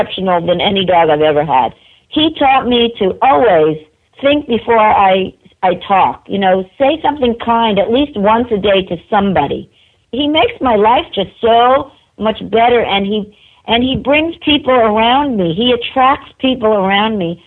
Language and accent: English; New York, United States; I'm a New Yorker